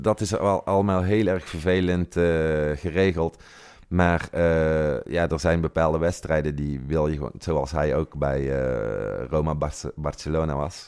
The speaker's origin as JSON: {"language": "Dutch", "town": "Tilburg", "region": "North Brabant", "country": "Netherlands", "moved": "as an adult", "lives_now": "Italy", "said": "ik kom uit Brabant, zoals je kunt horen"}